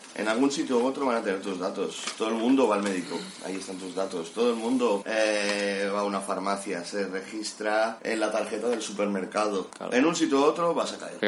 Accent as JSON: {"language": "Spanish", "town": "Cubelles", "region": "Catalonia", "country": "Spain", "said": "soy de Cubellas, Barcelona"}